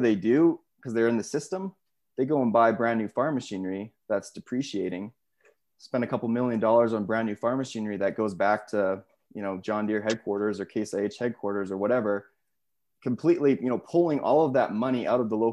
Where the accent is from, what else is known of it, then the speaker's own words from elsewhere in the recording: Saskatchewan, Canada; where I grew up in Saskatchewan